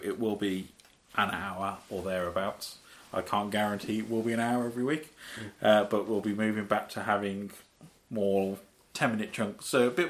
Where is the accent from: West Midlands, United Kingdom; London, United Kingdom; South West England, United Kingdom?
West Midlands, United Kingdom; Birmingham; we're geeks from Birmingham.